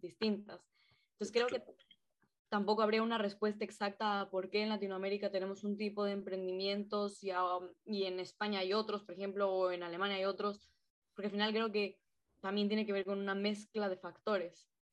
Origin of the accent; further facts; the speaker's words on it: Quito, Pichincha, Ecuador; moved away as an adult; now in Valencia, Spain; los tres somos de Quito, Ecuador. Nos conocimos ahí, eh, íbamos juntos a clase